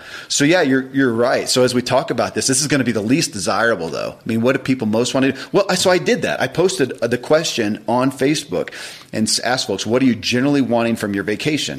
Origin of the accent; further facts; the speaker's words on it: United States; I'm American.